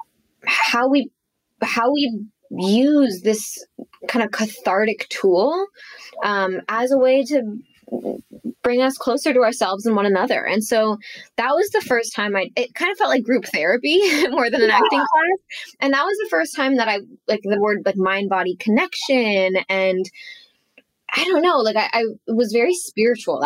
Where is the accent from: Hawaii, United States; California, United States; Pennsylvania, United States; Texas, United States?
California, United States; Los Angeles; I grew up in Los Angeles